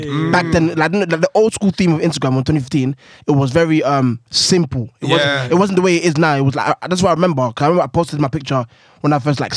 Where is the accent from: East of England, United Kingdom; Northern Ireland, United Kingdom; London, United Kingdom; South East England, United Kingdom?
London, United Kingdom; I'm from Woolwich Sides.